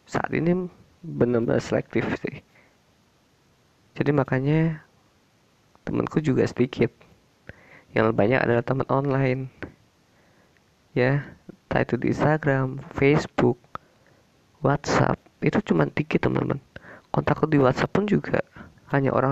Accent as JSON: {"language": "Indonesian", "region": "Java", "country": "Indonesia", "said": "Karena aku orang Jawa, orang Jawa tuh orangnya"}